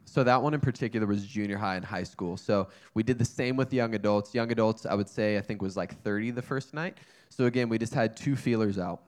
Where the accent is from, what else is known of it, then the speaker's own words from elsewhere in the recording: North Carolina, United States; moved away as an adult; also born or lived in Wyoming; now in California, United States; I grew up in North Carolina